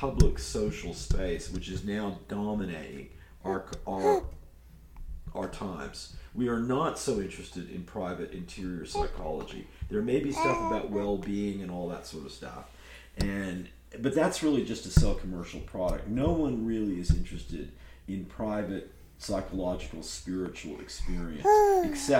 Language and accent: English; Berkeley, California, United States; my hometown of Berkeley, California